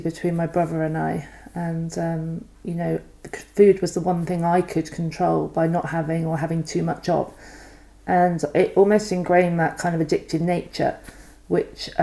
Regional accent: Banwell, South West England, United Kingdom; I grew up in Somerset, a little village called Banwell, outside of Weston-super-Mare

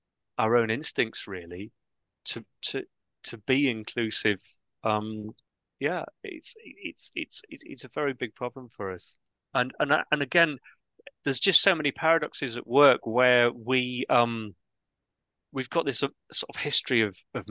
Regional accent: Scarborough, Yorkshire and the Humber, United Kingdom; I come from Scarborough.

